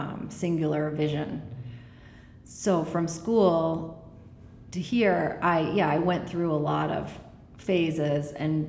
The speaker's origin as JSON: {"language": "English", "region": "New England", "country": "United States", "said": "It was colder and bigger than I imagined, because I'm from New England."}